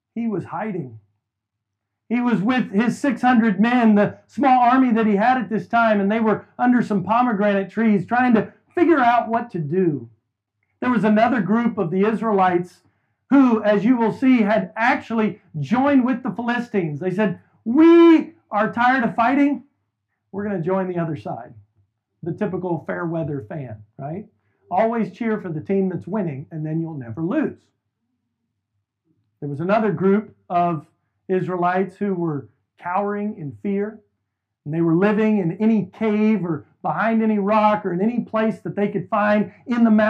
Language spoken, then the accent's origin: English; Houston, Texas, United States; we made the trip back here to my hometown, to Houston, to start this church almost 5 years ago